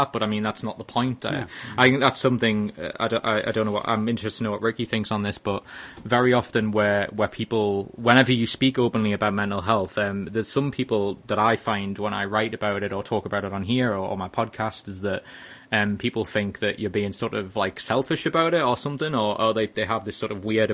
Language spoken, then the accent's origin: English; Wallsend, North East England, United Kingdom; me growing up in my area. I'm from Alls End